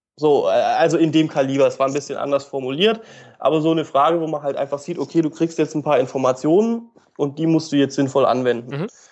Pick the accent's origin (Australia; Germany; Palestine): Germany; Upper Black Forest, Baden-Württemberg; moved away as an adult; now in Lithuania; ich komme aus dem Hochschwarzwald, das ist passenderweise Südwestdeutschland